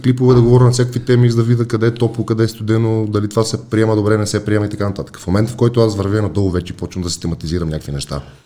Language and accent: Bulgarian; Bulgaria; аз съм българин, не съм американец